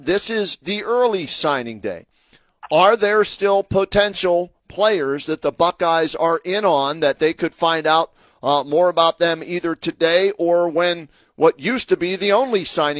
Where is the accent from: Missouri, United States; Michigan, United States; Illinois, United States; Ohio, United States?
Ohio, United States; Medina; my hometown, Medina, Ohio